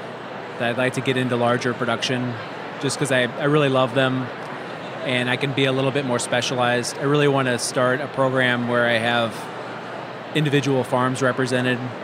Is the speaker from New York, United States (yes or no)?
no; St. Louis, Missouri, United States; moved away as an adult; also born or lived in Los Angeles; now in St. Louis, United States; I'm from St. Louis